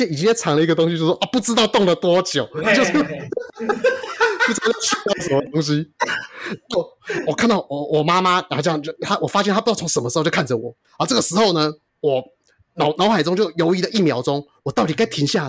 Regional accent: Shuishang, Chiayi County, Taiwan; 那个呃北回归线它经过就嘉义水上乡了。哦，那就我的故乡。

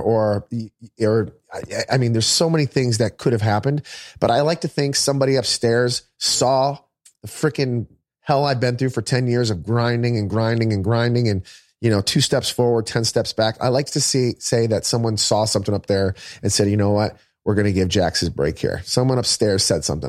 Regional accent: Michigan, United States; moved away as an adult; I'm from Michigan

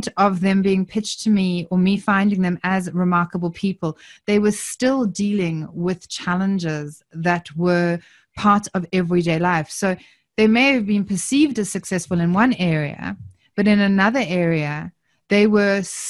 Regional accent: South Africa; accent: South African; now in Southern Highlands, Australia; I'm obviously from my accent, I'm originally South African

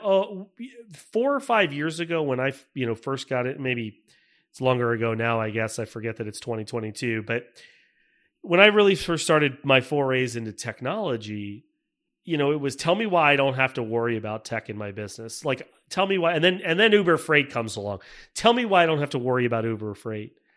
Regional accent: Tampa, Florida, United States; moved away as an adult; also born or lived in Michigan; I grew up in Tampa, Florida. I, uh, was born and raised

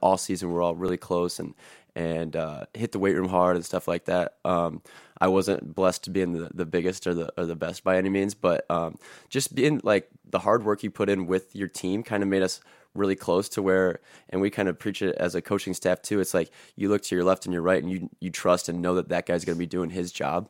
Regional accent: Napoleon, Ohio, United States; I grew up in Napoleon

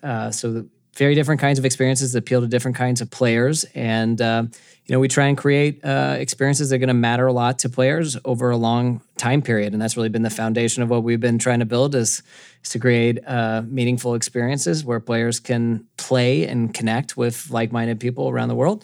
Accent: Atlanta, Georgia, United States; I grew up in Atlanta, Georgia

